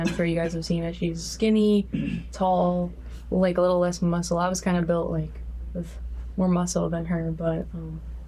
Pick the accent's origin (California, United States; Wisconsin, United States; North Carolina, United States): North Carolina, United States; Denver; moved away as an adult; also born or lived in Charlotte, North Carolina; I am from Denver, North Carolina. I was born in Charlotte, North Carolina, but I was born and raised in Denver